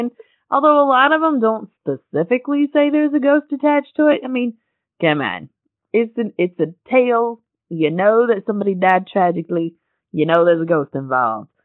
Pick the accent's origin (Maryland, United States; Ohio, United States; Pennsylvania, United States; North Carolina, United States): North Carolina, United States; Western; moved away as an adult; I'm from an area, I'm from Western North Carolina, where there's occasionally a ghost story